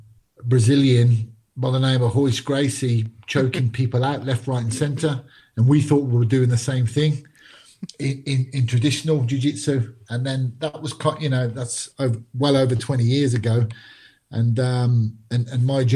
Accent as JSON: {"language": "English", "town": "Birmingham", "region": "West Midlands", "country": "United Kingdom", "tie": "born or raised there", "also_born_or_lived": "Glasgow, Scotland", "said": "I was born in Glasgow, Scotland, Scottish parents, but actually moved, well, my family moved to Birmingham when I was just a young boy. So, you know, 90% of my life, I went to school and grew up in Birmingham, and this is where I now call home"}